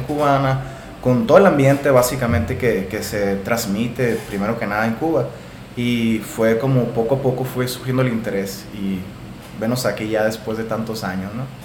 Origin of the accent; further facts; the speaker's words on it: Hermosillo, Sonora, Mexico; soy aquí originario de Hermosillo, Sonora